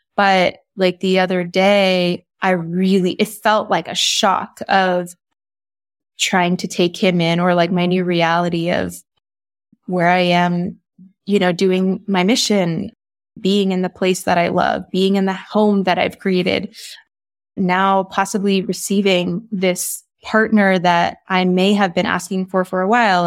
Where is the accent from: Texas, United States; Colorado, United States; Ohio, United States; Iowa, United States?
Texas, United States; I grew up in Texas